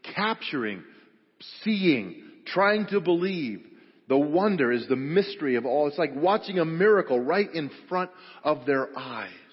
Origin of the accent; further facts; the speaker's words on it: Grand Junction, Colorado, United States; I grew up over on the West Slope at Grand Junction and, and uh, graduated from Grand Junction High School